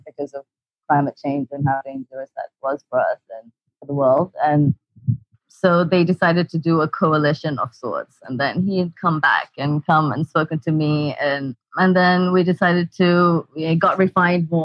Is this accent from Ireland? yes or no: no; Maldives; I'm a marine biologist and I'm from the Maldives